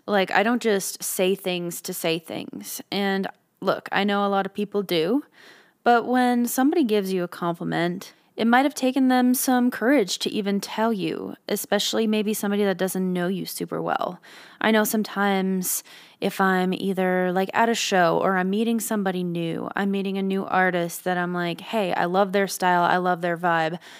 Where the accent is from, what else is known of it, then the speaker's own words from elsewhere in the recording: Canada; being a Canadian